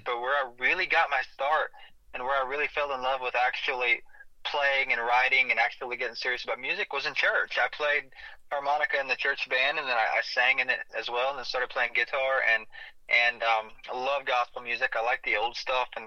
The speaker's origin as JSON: {"language": "English", "town": "Steelville", "region": "Missouri", "country": "United States", "tie": "born or raised there", "said": "I grew up in Steelville, close to Rolla, Missouri"}